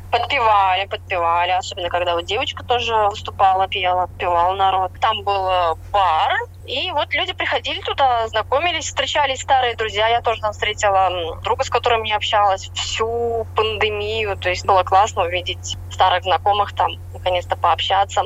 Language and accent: Russian; Russia; moved away as an adult; now in England